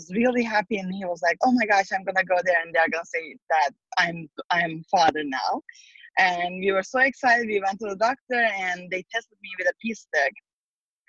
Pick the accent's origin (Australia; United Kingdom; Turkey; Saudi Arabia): Turkey; moved away as an adult; now in San Francisco, United States; I'm originally from Turkey, and I came to San Francisco, California about 15 years ago